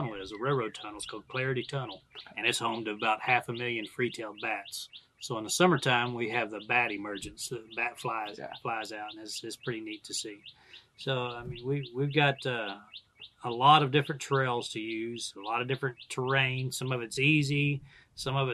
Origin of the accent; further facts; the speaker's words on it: Dallas, Texas, United States; now in Texas, United States; I grew up in Dallas-Fort Worth